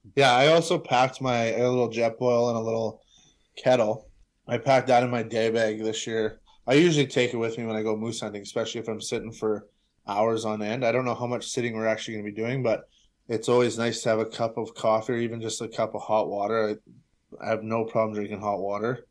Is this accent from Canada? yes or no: yes; Brandon, Manitoba, Canada; I'm from Brandon